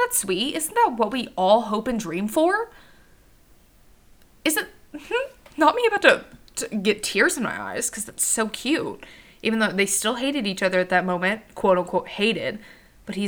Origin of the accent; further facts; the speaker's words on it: the South, United States; I'm from the South